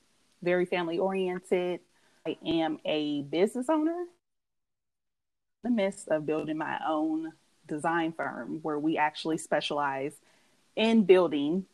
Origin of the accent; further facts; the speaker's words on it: Oakland, California, United States; moved away as an adult; now in Las Vegas, United States; I'm from Oakland originally